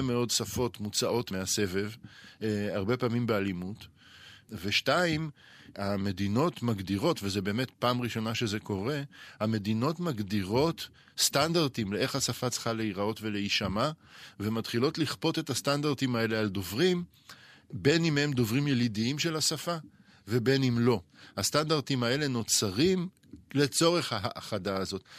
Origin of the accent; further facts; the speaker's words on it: Israel; לנו, כישראלים